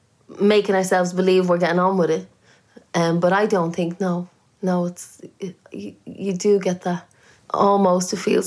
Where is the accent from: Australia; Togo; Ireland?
Ireland; also born or lived in London; now in United Kingdom; I have more Irish friends here, I think, than at home.